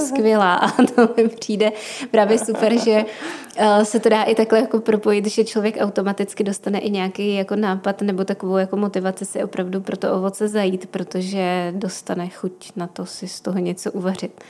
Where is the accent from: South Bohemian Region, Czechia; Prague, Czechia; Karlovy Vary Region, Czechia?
Prague, Czechia; jsem z Prahy